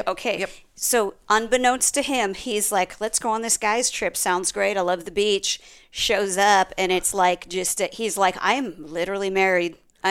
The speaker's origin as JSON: {"language": "English", "region": "Nebraska", "country": "United States", "said": "We're from Nebraska."}